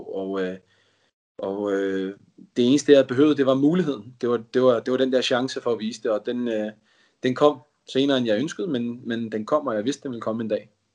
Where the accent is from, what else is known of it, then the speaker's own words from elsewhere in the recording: Denmark; moved away as an adult; now in England; Vores familie er, er danskere, og bor i Danmark, vi er danskere, og vi har ikke kunnet rejse hjem